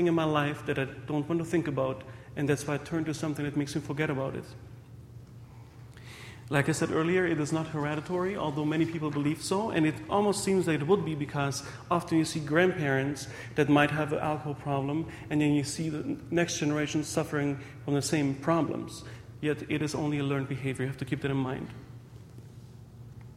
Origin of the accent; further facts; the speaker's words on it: Germany; also born or lived in Hungary; now in Windsor, Canada; I was born in Hungary, raised in Germany, and about 9 years ago, I married Stephanie Palanike from Windsor, and currently I'm working in a local hospital there